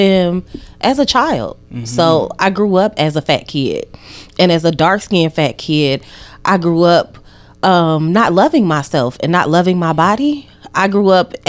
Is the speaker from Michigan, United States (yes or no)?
yes; Benton Harbor, Michigan, United States; moved away as an adult; now in Houston, United States; I'm originally from Michigan, so I'm a northern girl.